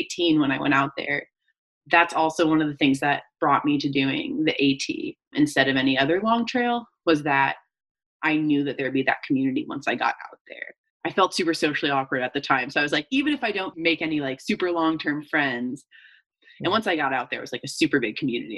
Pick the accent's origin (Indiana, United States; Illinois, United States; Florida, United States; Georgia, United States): Georgia, United States; Atlanta; I'm originally from Atlanta, Georgia. Grew up there